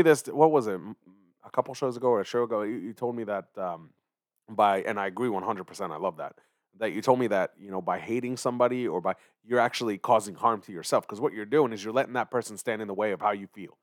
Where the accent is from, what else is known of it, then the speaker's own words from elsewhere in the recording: Philadelphia, Pennsylvania, United States; also born or lived in Israel; grew up in Philly